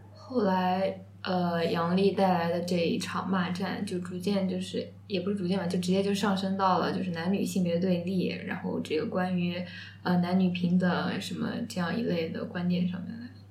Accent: Changzhou, Jiangsu, China; 我家是常州的嘛，但是我们江苏

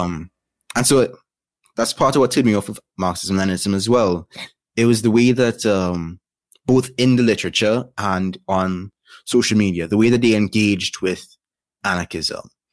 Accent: Trinidad & Tobago; I am from Trinidad and Tobago, born, raised, and still living.

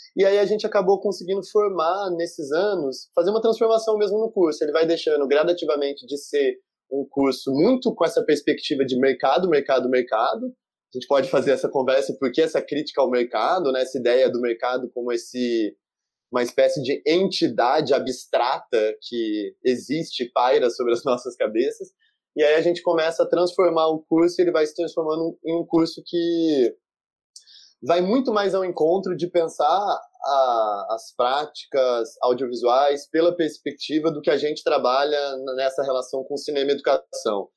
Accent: São João da Boa Vista, São Paulo, Brazil; moved away as an adult; now in Rio de Janeiro, Brazil; Eu sou do interior de São Paulo, numa família de classe média baixa, e vivia a minha vida toda com uma mãe sola

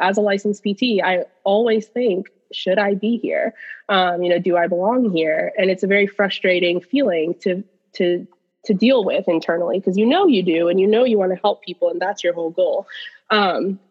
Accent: United States; also born or lived in Pakistan; I moved to the United States and I was less than a year old. So American is my culture.

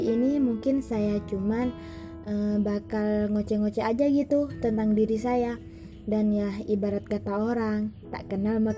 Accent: Sumenep, East Java, Indonesia; born there; saya lahir di Sumeneb tanggal 5 Agustus 2001. Tentu saja masih muda ya, masih 19 tahun.

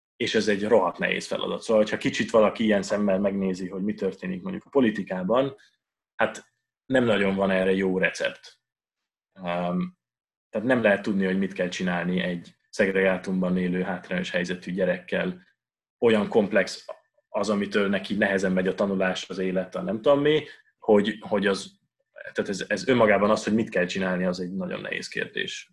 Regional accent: Budapest, Hungary; also born or lived in Vienna; én Budapesten nőttem föl

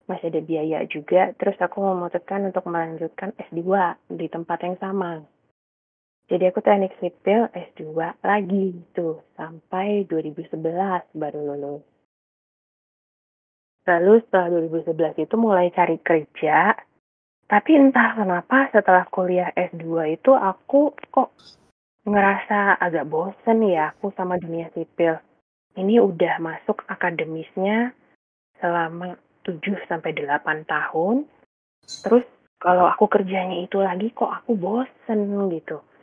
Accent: Samarinda, East Kalimantan, Indonesia; moved away as an adult; Jadi aku tuh sebenarnya lahir dan besarnya di Samarinda, Kalimantan Timur sampai SMA, lalu berkuliah ke Surabaya di ITS, mengambil jurusan teknik sipil.

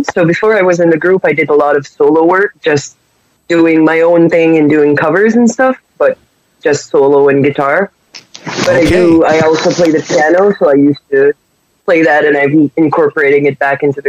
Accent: New Brunswick, Canada; first language French; English is a second language

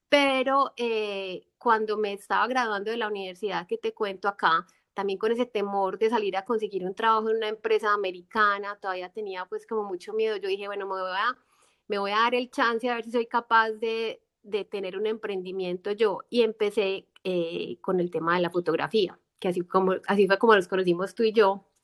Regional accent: Colombia; moved away; este no es, este no es mi país y no es mi tierra, entonces para, no, para que no me haga mucha falta Colombia

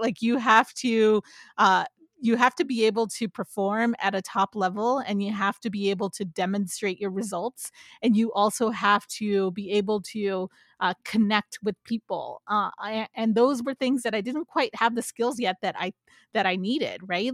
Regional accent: San Jose, California, United States; also born or lived in Santa Barbara; now in San Francisco, United States; I grew up in San Jose specifically

